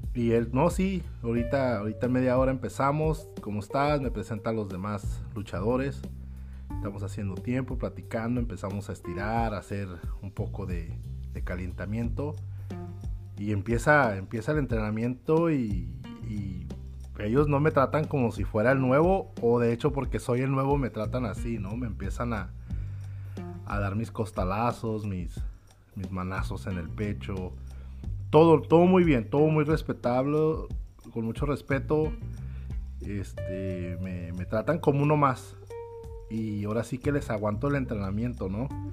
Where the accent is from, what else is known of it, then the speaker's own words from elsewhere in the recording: Tijuana, Baja California, Mexico; now in United States; yo crecí en Tijuana, soy nacido en la ciudad de Tijuana